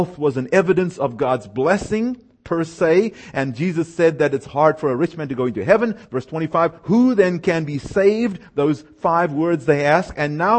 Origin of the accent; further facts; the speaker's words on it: South Africa; moved away; I was born and raised in South Africa